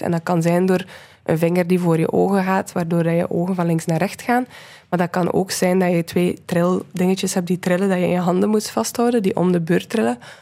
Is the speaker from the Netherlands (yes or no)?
no; Menen, Flanders, Belgium; moved away; ik ben van Menen, van een stadje in West-Vlaanderen. En ik heb daar graag gewoond